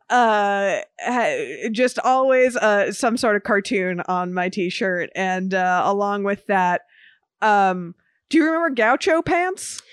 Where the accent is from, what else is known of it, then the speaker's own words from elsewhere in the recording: Miami, Florida, United States; growing up in Miami